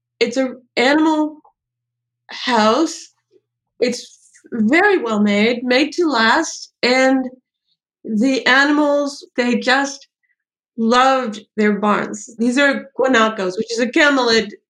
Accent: California, United States; now in New York City, United States; I grew up in California

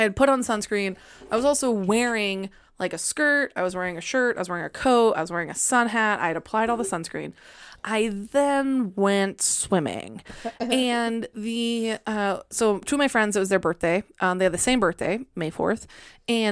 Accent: Puget Sound, Washington, United States; I grew up swimming in the Puget Sound

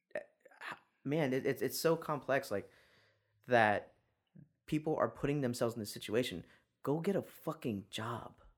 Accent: San Antonio, Texas, United States; I'm from San Antonio

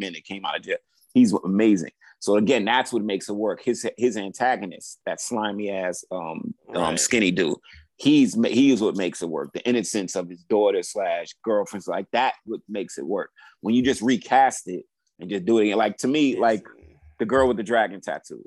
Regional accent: New York City, New York, United States; I grew up in New York City, Brooklyn

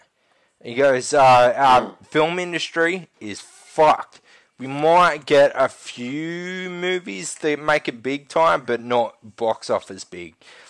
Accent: Australia; And it's kind of true in a way, like we as a nation don't support the art as much as we should.

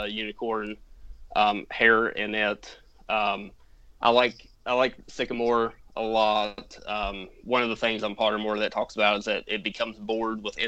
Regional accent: West Virginia, United States; I am from West Virginia in the United States.

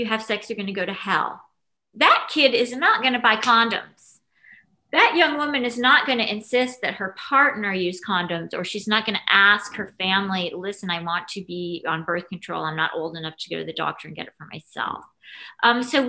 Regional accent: New York City, New York, United States; moved away as an adult; now in Los Angeles, United States; I was proud of my hometown for

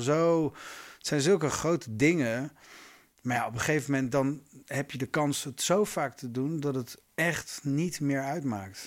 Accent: Groningen, Netherlands; moved away; Ik kom uit Groningen oorspronkelijk

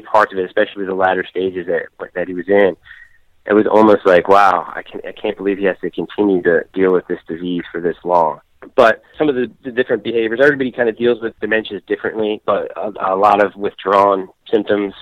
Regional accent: Philadelphia, Pennsylvania, United States; moved away as an adult; also born or lived in South Jersey; I did grow up in the Philadelphia area. I was born in Philadelphia.

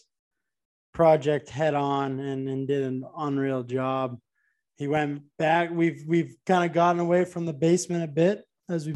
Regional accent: Arlington, United States; I'm from Arlington

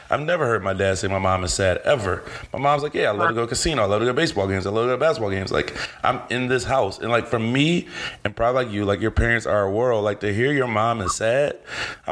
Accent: Cleveland, Ohio, United States; I love my city. I'm a Cleveland boy

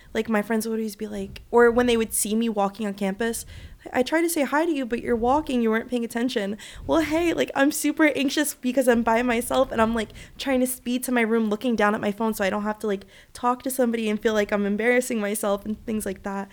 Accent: Providence, Rhode Island, United States; also born or lived in Dominican Republic; I grew up in Providence, Rhode Island, but I'm Dominican and Puerto Rican

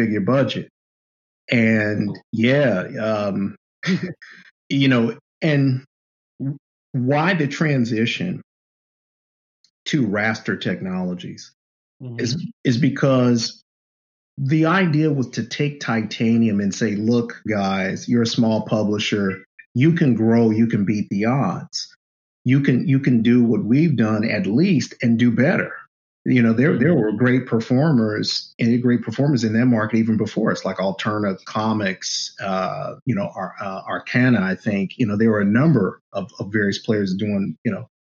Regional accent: Oakland, California, United States; I grew up in East Oakland

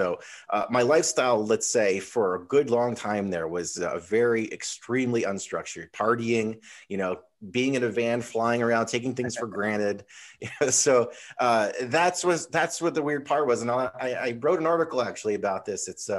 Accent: Connecticut, United States; now in California, United States; I grew up in Connecticut. Winters were harsh, and my dream was always to come to California.

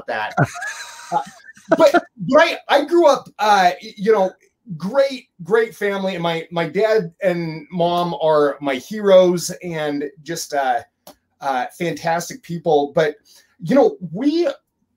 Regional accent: Emmett, Idaho, United States; moved away as an adult; also born or lived in Utah; I am Idaho native. I was born in Idaho. I grew up in I told everybody I grew up in Boise, Idaho, but because nobody knows where Emmett, Idaho's at.

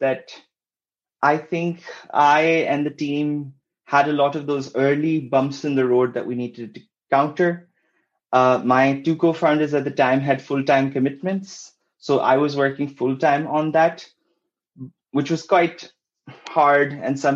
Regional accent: Pakistan; moved away as an adult; also born or lived in Kuala Lumpur, Malaysia / Oxford, United Kingdom; I'm originally from Pakistan. Then I studied and worked in Kuala Lumpur for a while, after which I ended up going to Oxford

